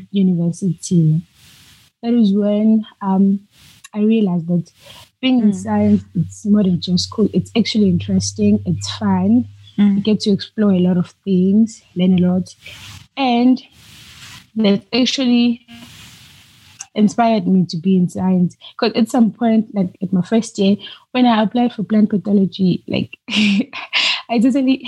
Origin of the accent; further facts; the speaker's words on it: South Africa; I'm originally from South Africa